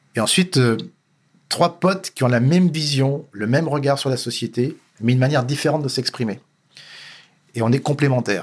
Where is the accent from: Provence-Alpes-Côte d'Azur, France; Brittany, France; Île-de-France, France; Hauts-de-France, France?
Île-de-France, France; Paris; je suis né à Paris, euh, né dans une famille correcte, modeste